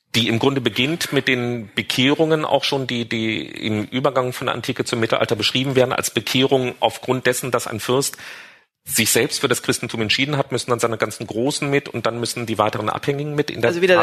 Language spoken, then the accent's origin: German; Marburg, Hesse, Germany; ich bin eben in Marburg aufgewachsen